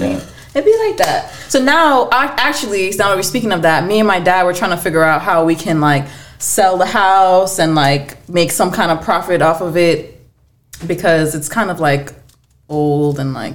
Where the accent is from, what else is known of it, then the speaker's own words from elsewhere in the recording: Montego Bay, Saint James, Jamaica; moved away; also born or lived in Kingston, Jamaica; I was born in Kingston, but I would say I lived mostly in Montego Bay